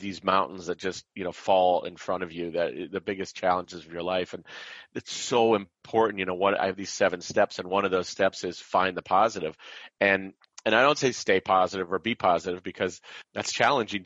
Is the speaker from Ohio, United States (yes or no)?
yes; Canton, Ohio, United States; also born or lived in Chicago, Illinois; now in Medina, United States; I grew up in Canton, Ohio